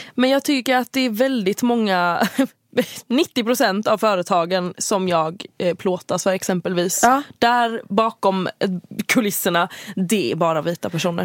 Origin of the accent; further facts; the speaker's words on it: Halland County, Sweden; accent: Halland dialect; jag har min halländska dialekt